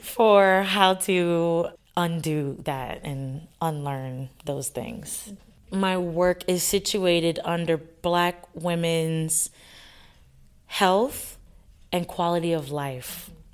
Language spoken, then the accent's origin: English; across the lake from New Orleans, Louisiana, United States; moved away; my family is, we're from Louisiana, right across the lake from New Orleans.